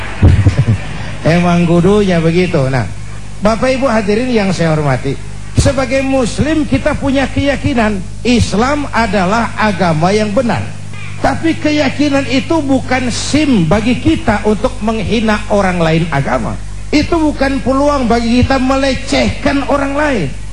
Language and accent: Indonesian; Jakarta, Indonesia; pakai bahasa Ciganjur